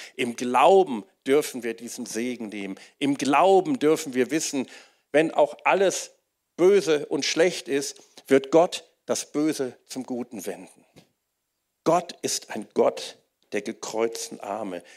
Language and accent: German; Wuppertal, North Rhine-Westphalia, Germany; ich bin in Wuppertal aufgewachsen